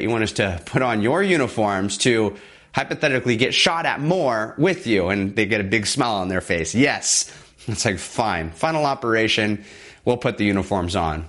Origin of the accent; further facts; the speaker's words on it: Southern California, United States; back in my hometown, Southern California